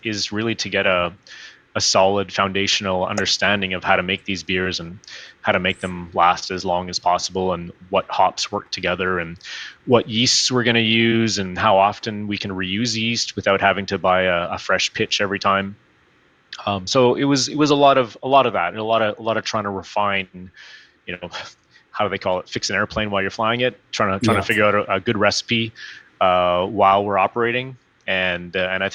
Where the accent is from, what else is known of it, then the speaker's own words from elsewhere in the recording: Northern Alberta, Canada; moved away; I'm from Northern Alberta